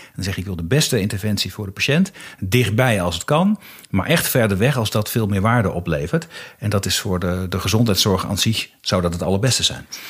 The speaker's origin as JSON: {"language": "Dutch", "town": "Haaksbergen", "region": "Overijssel", "country": "Netherlands", "tie": "born or raised there", "said": "Ik ben zelf opgegroeid in Haaksbergen. Dat ligt echt strak aan de grenzen in Twente."}